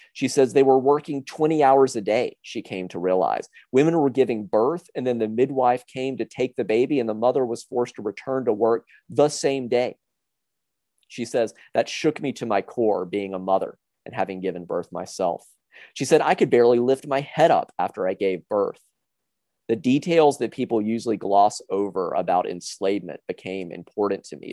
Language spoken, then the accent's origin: English; South Carolina, United States; I was raised in South Carolina